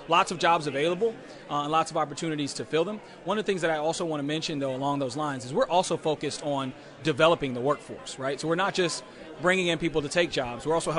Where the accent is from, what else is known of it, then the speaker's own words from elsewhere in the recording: the Triangle region, North Carolina, United States; moved away as an adult; also born or lived in Los Angeles / Philadelphia area; now in Peoria, United States; I've lived other places, right? I'm from North Carolina. I lived in Los Angeles, lived in the Philadelphia area.